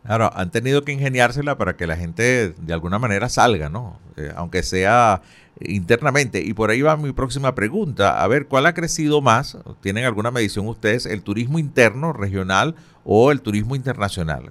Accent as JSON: {"language": "Spanish", "country": "Venezuela", "said": "somos los venezolanos"}